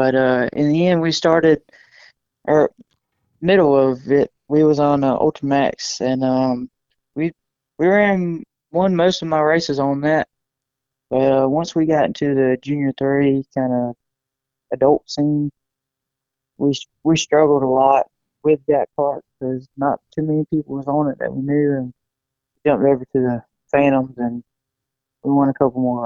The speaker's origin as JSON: {"language": "English", "town": "Manning", "region": "South Carolina", "country": "United States", "said": "I'm from Manning or Paxville, kind of same thing"}